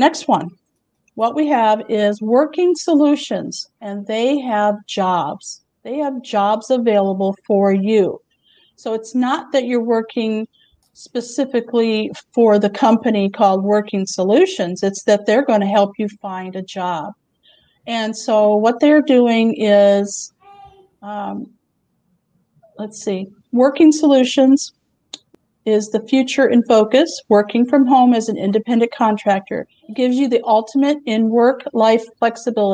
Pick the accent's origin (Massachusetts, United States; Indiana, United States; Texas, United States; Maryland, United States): Texas, United States; Houston; I'm from Houston